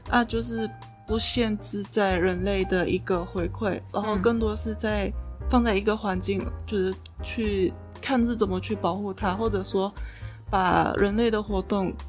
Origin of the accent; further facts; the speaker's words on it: Ipoh, Perak, Malaysia; moved away as an adult; now in Kaohsiung, Taiwan; 我家乡，就是嗯。怡保